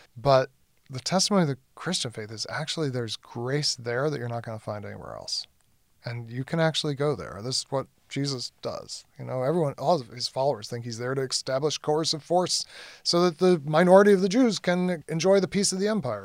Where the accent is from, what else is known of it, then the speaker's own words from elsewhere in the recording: United States; as an American